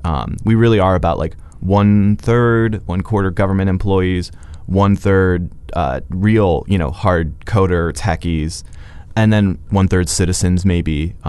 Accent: Chicago, Illinois, United States; now in Edmonton, Canada; You know, I'm here from the Chicago area

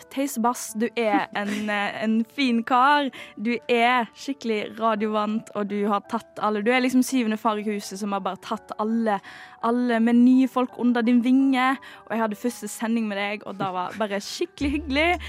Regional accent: Western Norway, Norway; jeg er fra Vestlandet.

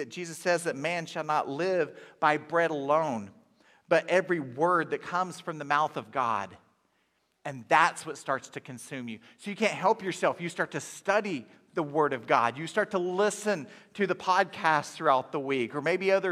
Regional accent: Inola, Oklahoma, United States; I grew up in Inola, Oklahoma

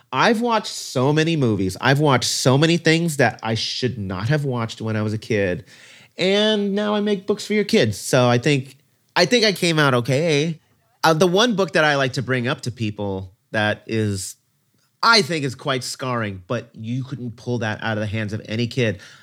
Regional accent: Ventura County, Southern California, United States; also born or lived in Brooklyn, New York; I'd been living in Ventura County ever since I was three years old, so pretty much most of my life was in very rural, white, conservative, Christian community.

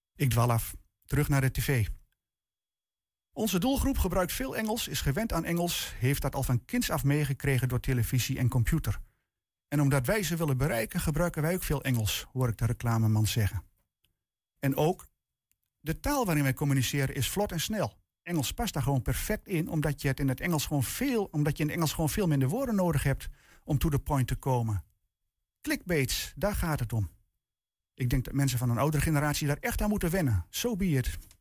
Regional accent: Netherlands; als Nederlander en tevens Nederlandse taalliefhebber

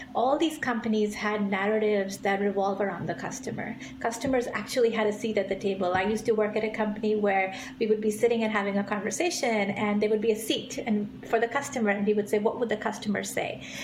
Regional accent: India; now in San Francisco, United States; I grew up in India eh, in a family full of doctors

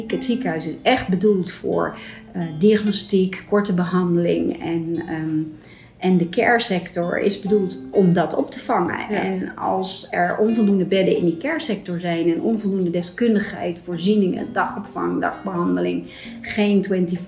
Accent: Ilumbula, Njombe, Tanzania; born there; also born or lived in Netherlands; Ja, ik ben geboren in Afrika, in Tanzania, in een heel klein missieziekenhuis in Ilumbula. Eh, waar mijn ouders werkzaam waren.

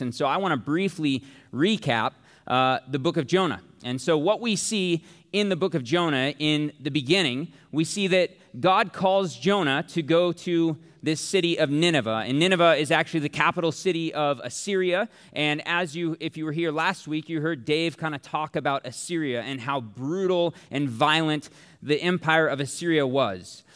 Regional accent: Tempe, Arizona, United States; I'm from Tempe, which means I am from Sun Devil Country

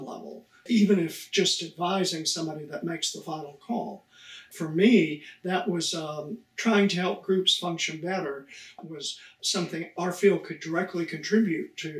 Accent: Amarillo, Texas, United States; moved away as an adult; also born or lived in Michigan / Wisconsin / Illinois; I was born in Amarillo, Texas, very flat, lots of cowboys. I grew up fishing and hunting.

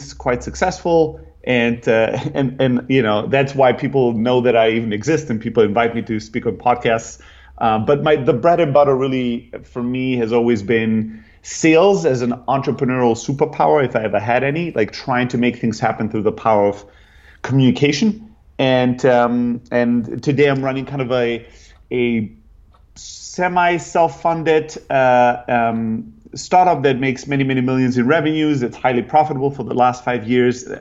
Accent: Germany; moved away as an adult; also born or lived in Greece / San Francisco; I'm originally from Greece, grew up in Germany, kind of factory worker, family, typical immigrants

